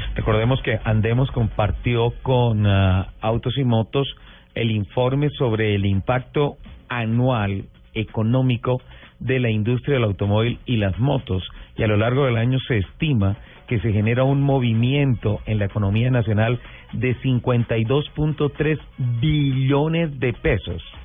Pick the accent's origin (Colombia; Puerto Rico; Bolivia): Colombia; los colombianos también cumplimos